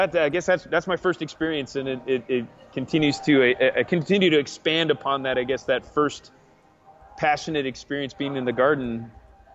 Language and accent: English; Arizona, United States; also born or lived in Alexandria, Virginia; I grew up mostly in Arizona